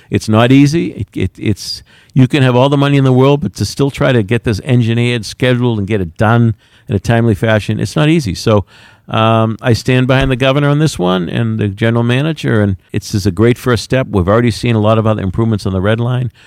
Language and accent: English; Quincy, Massachusetts, United States; I'm proud to say I'm from Quincy